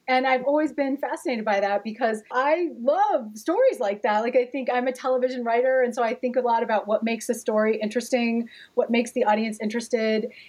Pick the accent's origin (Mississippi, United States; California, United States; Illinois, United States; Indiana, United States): Indiana, United States; Gary; My grandparents had come from Italy, and somehow everybody wound up in Gary, Indiana